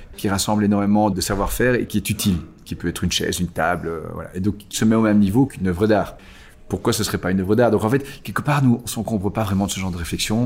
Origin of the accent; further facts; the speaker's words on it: Belgium; Ici en Belgique, quelque part, on n'a pas vraiment d'identité nationale. On est belge